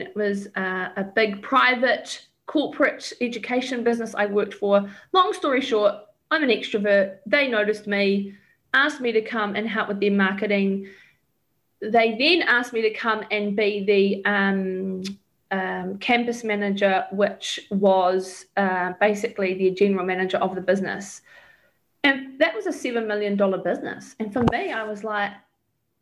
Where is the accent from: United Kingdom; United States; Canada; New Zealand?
New Zealand; also born or lived in Australia; when I was selling mortgages as a New Zealander in Australia